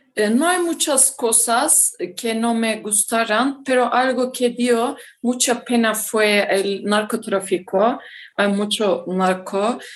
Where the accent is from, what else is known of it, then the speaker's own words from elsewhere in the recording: Hatay, Turkey; Spanish is a second language; also born or lived in Izmir, Turkey; soy turca y vivo en Turquía